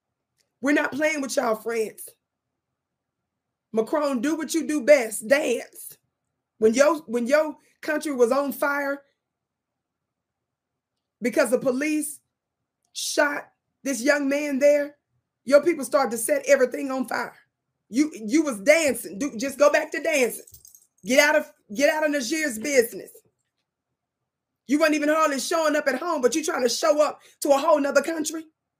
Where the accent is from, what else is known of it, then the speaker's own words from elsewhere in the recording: Mississippi, United States; moved away; I'm from Mississippi. I live in the Wild Wild West in the United States now, but I was born and raised in Mississippi.